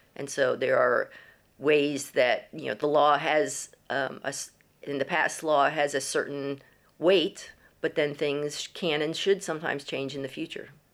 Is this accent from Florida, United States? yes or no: yes; Florida, United States; moved away as an adult; also born or lived in Texas; now in Guildford, United Kingdom; I grew up in Florida